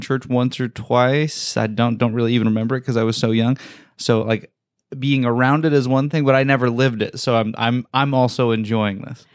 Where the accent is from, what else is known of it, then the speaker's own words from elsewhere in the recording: Salt Lake City, Utah, United States; growing up in Salt Lake, Mormonism is just present.